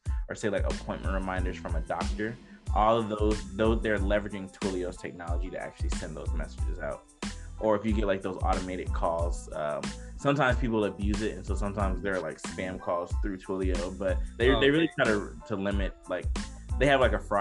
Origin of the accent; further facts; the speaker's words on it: Decatur, Georgia, United States; I'm originally from Decatur, Georgia